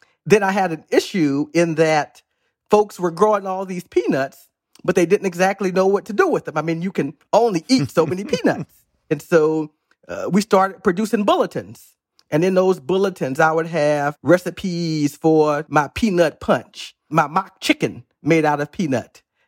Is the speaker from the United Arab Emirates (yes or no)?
no; Missouri, United States; When I was a little boy growing up in Southwest Missouri, I tried to explore my imagination.